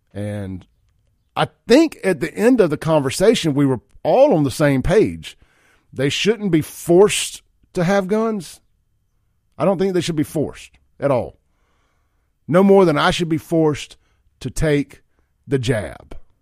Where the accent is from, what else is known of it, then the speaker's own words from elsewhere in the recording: Jackson, Mississippi, United States; my buddy Chance Shepherd, who I grew up with over in South Jackson back in the day